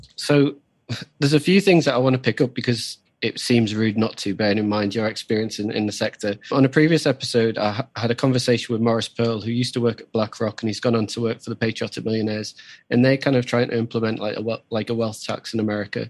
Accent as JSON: {"language": "English", "region": "the north of England", "country": "United Kingdom", "also_born_or_lived": "London", "lives_now": "Newcastle, United Kingdom", "said": "we're both from the north"}